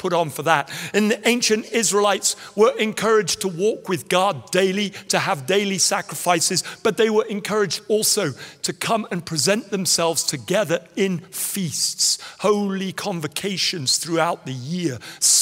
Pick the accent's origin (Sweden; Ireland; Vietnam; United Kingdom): United Kingdom; England; I was no longer English